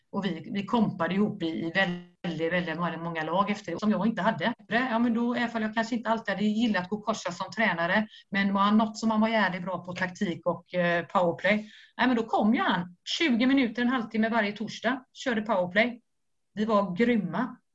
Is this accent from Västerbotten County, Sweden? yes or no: yes; Skellefteå, Västerbotten County, Sweden; now in Stockholm, Sweden; jag har precis flyttat till Stockholm, det är inte så att du behöver en, en målvaktstränare, jag kommer från, från Skellefteå.